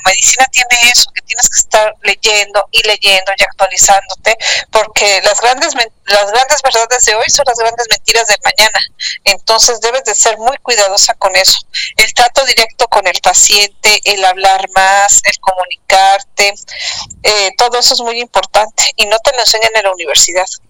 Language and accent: Spanish; Mexico City, Mexico; moved away as an adult; now in Cancún, Mexico; yo nací en el Distrito Federal y soy hija de madre española